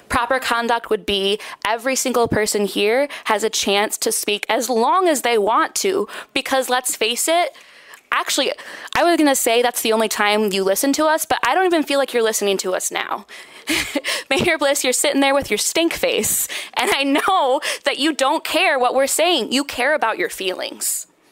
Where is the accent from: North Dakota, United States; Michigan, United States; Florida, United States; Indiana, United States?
Michigan, United States; Grand Rapids; I am from Grand Rapids, lived here my whole life.